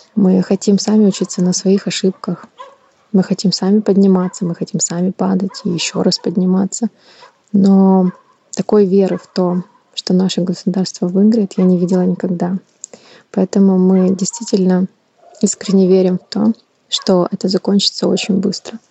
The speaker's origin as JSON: {"language": "Russian", "region": "Kyiv", "country": "Ukraine", "tie": "born or raised there", "also_born_or_lived": "Crimea", "said": "Я коренная украинка. Мне 35 лет. Родилась в прекрасном городе, столице Украины, Киев."}